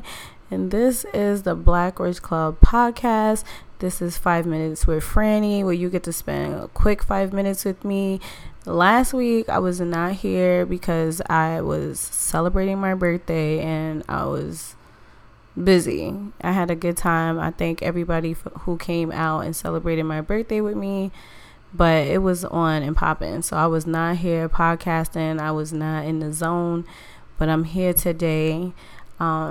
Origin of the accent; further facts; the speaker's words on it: New York City, New York, United States; I'm from New York